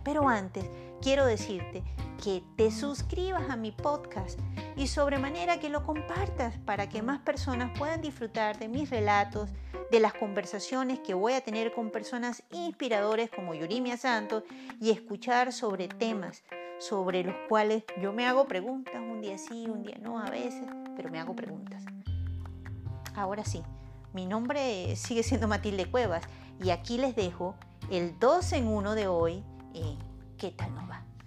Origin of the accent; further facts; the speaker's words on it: Venezuela; moved away; aun cuando ahora yo estoy lejos de mi tierra